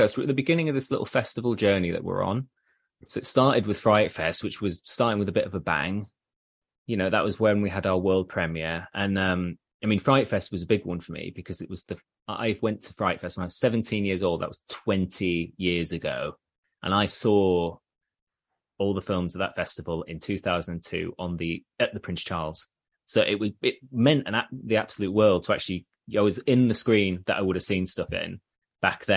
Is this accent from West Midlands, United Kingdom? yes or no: no; Leeds, Yorkshire and the Humber, United Kingdom; I'm from Leeds and York's only a hop, skip and a jump away.